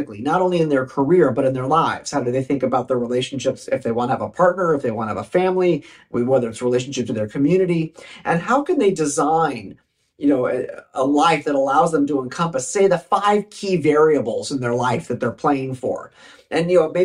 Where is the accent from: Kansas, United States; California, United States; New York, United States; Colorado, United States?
California, United States; Southern; a teenage boy, you know, growing up in Southern California